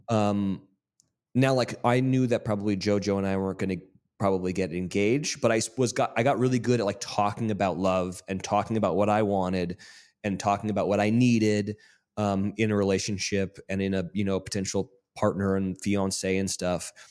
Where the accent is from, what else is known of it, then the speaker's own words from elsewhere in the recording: Monterey or Carmel, California, United States; moved away as an adult; also born or lived in Mississippi; we grew up in Monterey or Carmel, California